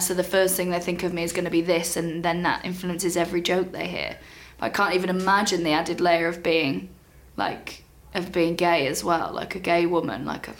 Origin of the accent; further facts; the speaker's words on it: Wales, United Kingdom; I never sounded like the people back home in Wales.